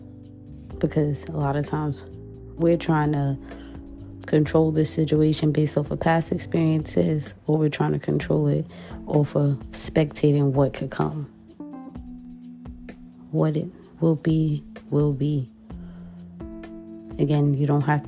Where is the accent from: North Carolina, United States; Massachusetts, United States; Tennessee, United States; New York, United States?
New York, United States; New York City; as a New Yorker